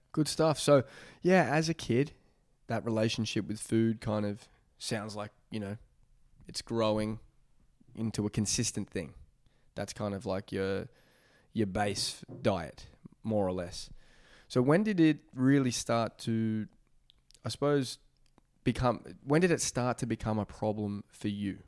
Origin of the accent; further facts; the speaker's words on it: Melbourne, Victoria, Australia; also born or lived in Adelaide; we're here today back in Beaumaris, my hometown